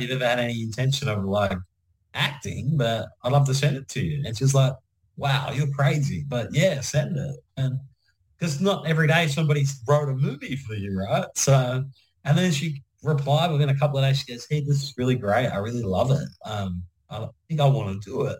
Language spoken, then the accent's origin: English; Penrith, New South Wales, Australia; also born or lived in Mount Druitt; I grew up in Penrith and Mount Druitt.